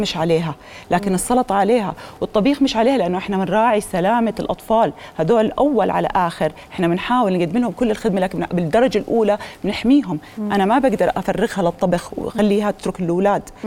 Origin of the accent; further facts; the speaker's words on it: Jordan; انا بعتز في انه انا كاردنيه